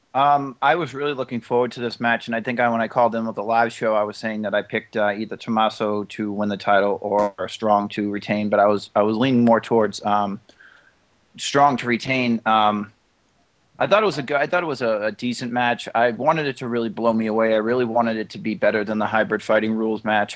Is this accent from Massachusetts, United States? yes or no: yes; Boston, Massachusetts, United States; I am from Boston